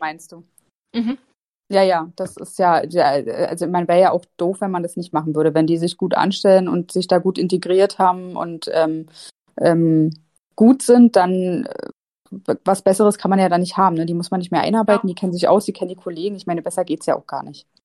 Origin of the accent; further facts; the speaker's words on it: Berlin, Germany; moved away as an adult; also born or lived in Mainz; komme ich ja ursprünglich aus Berlin und habe dann in Mainz angefangen zu studieren